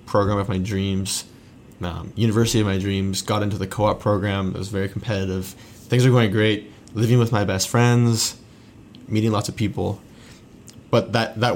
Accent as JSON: {"language": "English", "region": "Southern Ontario", "country": "Canada", "tie": "born or raised there", "said": "I grew up in Southern Ontario"}